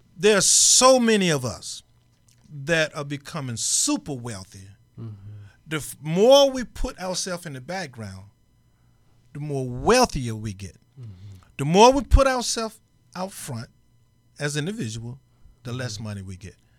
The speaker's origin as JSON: {"language": "English", "region": "Mississippi", "country": "United States", "tie": "born or raised there", "said": "I grew up in Mississippi"}